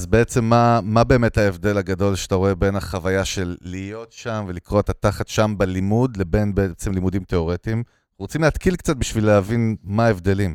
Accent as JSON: {"language": "Hebrew", "town": "Ganei Tikva", "region": "Central District", "country": "Israel", "tie": "born or raised there", "also_born_or_lived": "Russia (ancestry)"}